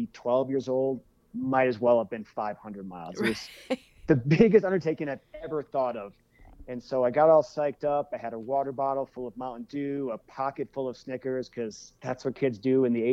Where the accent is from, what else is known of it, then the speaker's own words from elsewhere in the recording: Colorado, United States; also born or lived in Eaton Rapids, Michigan; I spent half the year in Colorado, half the year in Michigan. And so I was just really fortunate to grow up in two pretty amazing states.